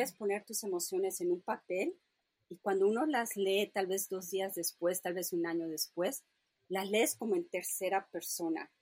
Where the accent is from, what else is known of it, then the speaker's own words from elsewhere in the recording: Mérida, Yucatán, Mexico; moved away; crecí, nací en Mérida, Yucatán